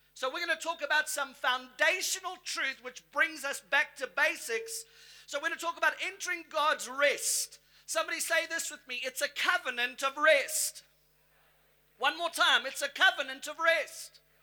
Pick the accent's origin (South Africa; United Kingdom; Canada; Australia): South Africa; now in United States; I'm South African by birth. I've got my US citizenship. So in America, I tell them, look, I come from the motherland. I'm from South Africa